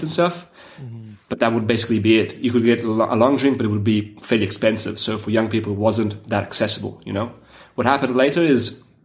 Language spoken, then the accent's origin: English; Turin, Piedmont, Italy; I'm from Turin in Italy